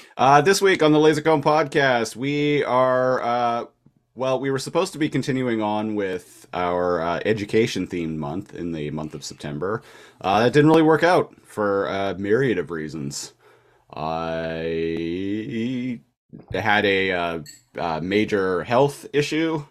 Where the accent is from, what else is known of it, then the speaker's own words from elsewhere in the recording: Nanaimo, British Columbia, Canada; moved away as an adult; also born or lived in Victoria, British Columbia; Nanaimo, British Columbia, which is actually my hometown, no longer living in Victoria, which is where I'd been living for the past eight years